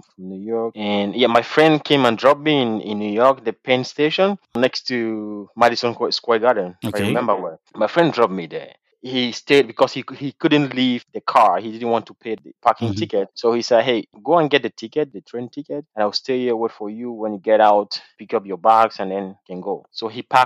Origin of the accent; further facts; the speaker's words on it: Douala, Littoral, Cameroon; I'm from Douala